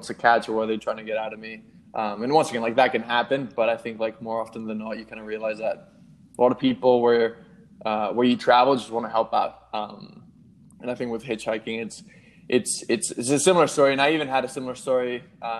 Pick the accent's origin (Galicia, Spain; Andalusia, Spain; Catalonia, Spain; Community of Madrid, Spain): Community of Madrid, Spain; Madrid; also born or lived in Melbourne, Australia; now in New York, United States; I grew up in Madrid, then spent some time in like Melbourne and now in New York.